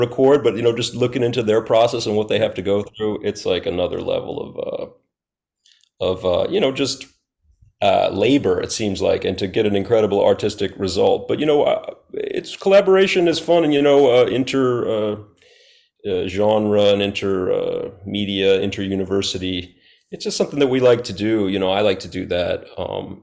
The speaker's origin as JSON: {"language": "English", "town": "New Orleans", "region": "Louisiana", "country": "United States", "moved": "as an adult", "lives_now": "Texas, United States", "said": "I'm from New Orleans, and I've been in Texas for about 6 years."}